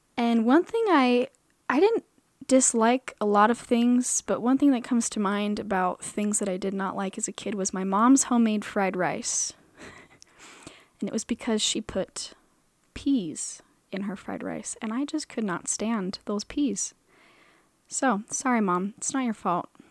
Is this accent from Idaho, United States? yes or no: yes; Boise, Idaho, United States; moved away as an adult; also born or lived in Arizona; now in Utah, United States; I was born in Arizona. I was raised in Boise, Idaho.